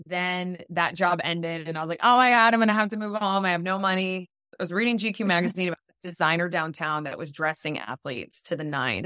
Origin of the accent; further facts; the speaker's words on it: South Florida, United States; now in Los Angeles, United States; I grew up in South Florida to Latino parents. My parents are Dominican, I'm Dominican-American